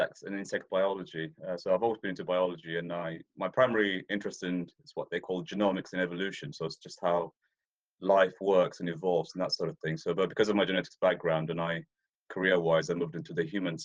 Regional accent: Ethiopia; moved away; I'm Ethiopian by birth. I was born in East Africa. I was raised there, so I spent a lot of time out on the plains

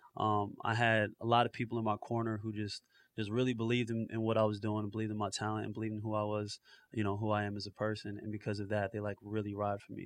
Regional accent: New Jersey, United States; also born or lived in Florida; definitely like a North Jersey cat

